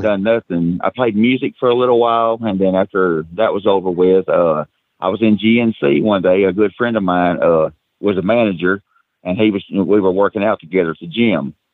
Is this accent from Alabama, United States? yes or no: no; McMinnville, Tennessee, United States; born and raised right here in uh, McMinnville, Tennessee